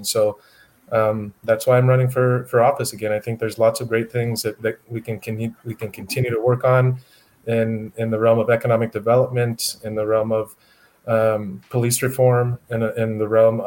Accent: Wyoming, United States; now in El Paso, United States; I'm originally from Wyoming. I moved to El Paso

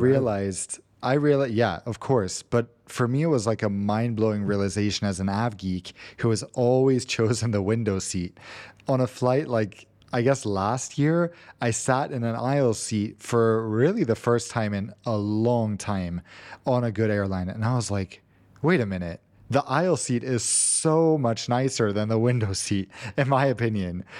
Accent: United States; moved away; as an American

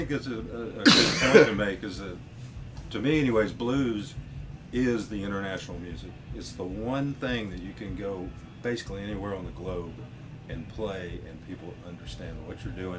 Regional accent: Atlanta, Georgia, United States; I'm from Atlanta.

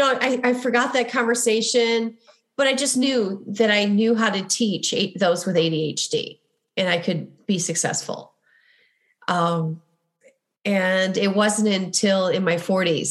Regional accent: Midwest, United States; accent: Midwestern; my Midwestern accent

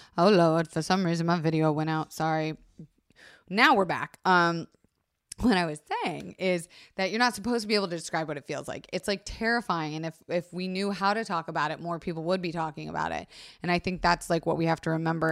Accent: Florida, United States; I was raised in Florida

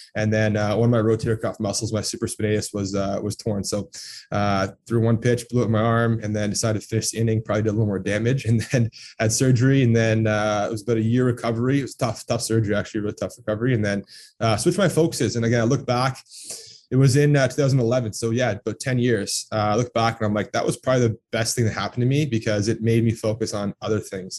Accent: Toronto, Ontario, Canada; also born or lived in Texas / Orlando; I was born and raised in Toronto, or just on the east side of Toronto

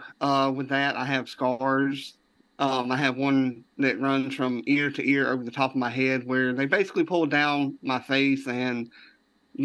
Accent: deep South Georgia, United States; I'm from deep South Georgia near the Florida state line

